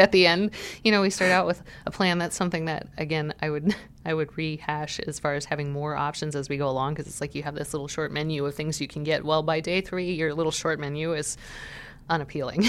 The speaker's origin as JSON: {"language": "English", "region": "Montana", "country": "United States", "moved": "yes", "said": "I'm from Montana"}